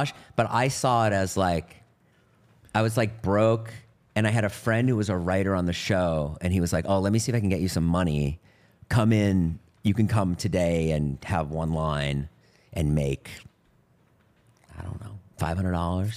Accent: Boston, Massachusetts, United States; I grew up in Boston in a suburb

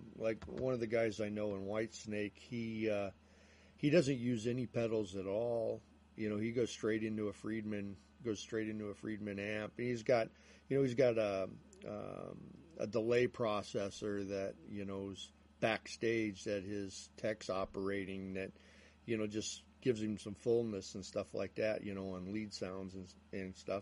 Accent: Chicago, Illinois, United States; also born or lived in Bourbonnais, Illinois; I'm from Chicago

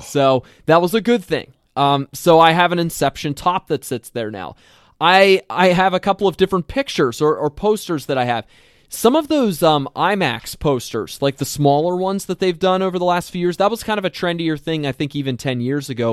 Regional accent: Lancaster County, Pennsylvania, United States; now in Minnesota, United States; I am from Lancaster County, Pennsylvania, that area.

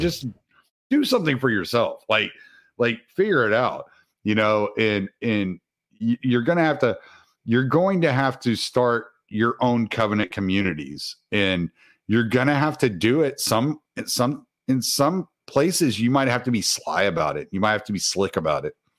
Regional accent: the South, United States; I'm from the South

